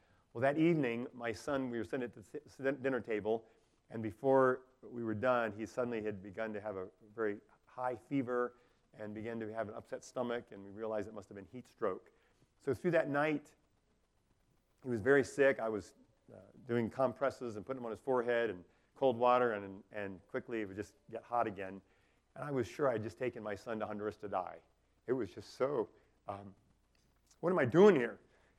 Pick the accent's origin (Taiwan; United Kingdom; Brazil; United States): Taiwan; So growing up in Taiwan, I wasn't really great at world geography.